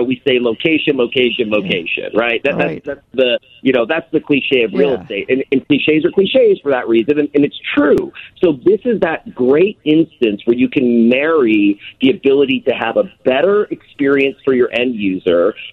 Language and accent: English; Austin, Texas, United States; I was born and raised in Austin, Texas. It's my hometown